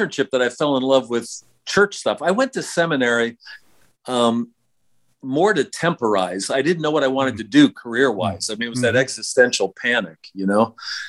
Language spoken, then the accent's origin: English; Upper Arlington, Ohio, United States; also born or lived in Des Moines, Iowa; Well, I was born in Des Moines, Iowa, and in second grade, I moved to Upper Arlington.